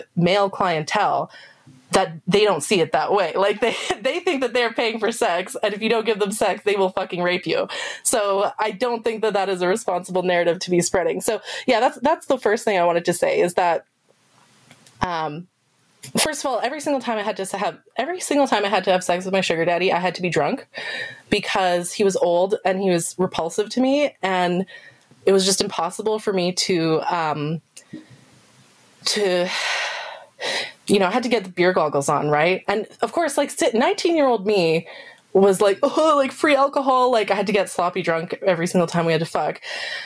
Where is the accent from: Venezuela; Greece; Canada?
Canada; I'm not American, I'm Canadian